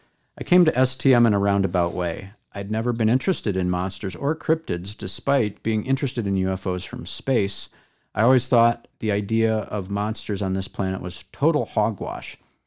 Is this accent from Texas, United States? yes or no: yes; Texas, United States; the way people generally feel entitled to talk bleep about my home state of Texas without ever having visited.